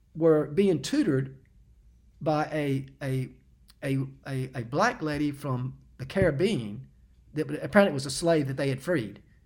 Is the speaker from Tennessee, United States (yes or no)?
yes; Knoxville, Tennessee, United States; moved away; I was actually back in Knoxville. I'd come back home uh, to visit my parents